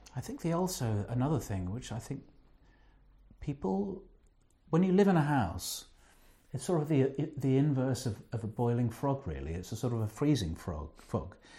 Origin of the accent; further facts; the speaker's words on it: England, United Kingdom; being English